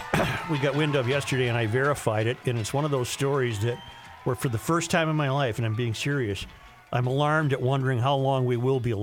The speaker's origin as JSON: {"language": "English", "region": "Kansas", "country": "United States", "lives_now": "Iowa, United States", "said": "I'm originally from Kansas, now living in Iowa. The town I lived in was right on Highway 54."}